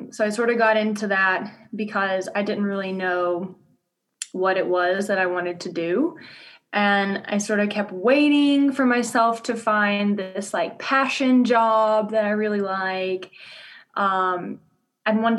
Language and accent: English; Louisiana, United States; accent: southern drawl; moved away as an adult; now in Denver, United States; I'm originally from Louisiana. So if you hear a southern drawl, that is, you are hearing it.